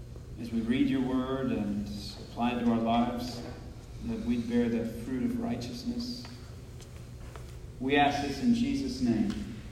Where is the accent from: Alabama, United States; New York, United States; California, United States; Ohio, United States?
Alabama, United States; I grew up in Alabama